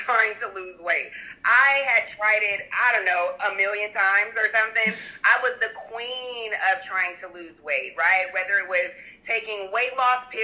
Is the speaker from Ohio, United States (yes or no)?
no; Arizona, United States; I'm from Arizona